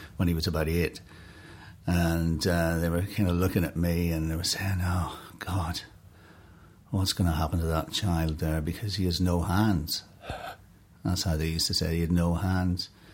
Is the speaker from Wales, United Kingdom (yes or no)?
no; Enniskillen, Northern Ireland, United Kingdom; moved away; I was born in Enniskillen. Uh, beautiful town, fabulous, beautiful island town. It was a great place to grow up as a kid